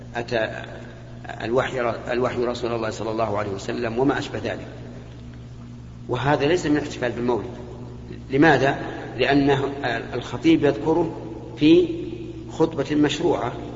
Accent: Saudi Arabia; عندنا في المملكة العربية السعودية

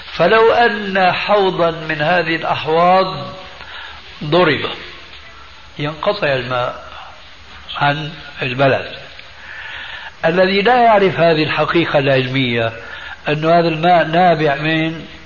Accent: Damascus, Damascus Governorate, Syria; moved away; عندنا في دمشق

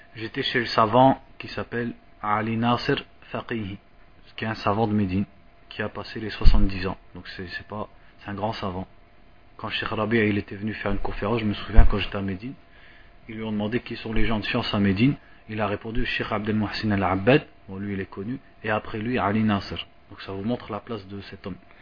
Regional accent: France; moved away; je suis de France

